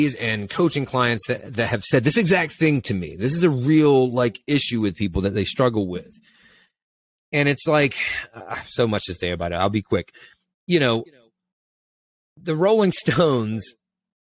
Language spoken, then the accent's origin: English; Eastern North Carolina, United States; I grew up in Eastern North Carolina on the water